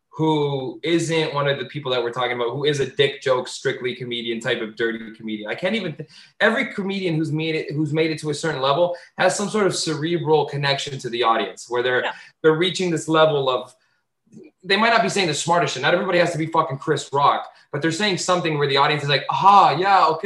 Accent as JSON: {"language": "English", "region": "Azores", "country": "Portugal", "accent": "Azorean", "said": "I grew up in the Portuguese community. If you're a mainlander, you're mean to islanders, and people were always mean to me because I spoke like an islander. I spoke like an Azorean."}